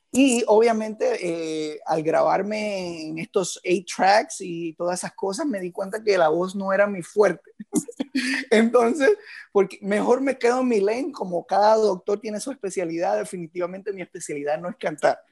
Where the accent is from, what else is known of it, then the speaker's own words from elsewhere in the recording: Moca, Puerto Rico; now in Miami, United States; donde yo me crié y donde nací es uno de los pueblos más fiesteros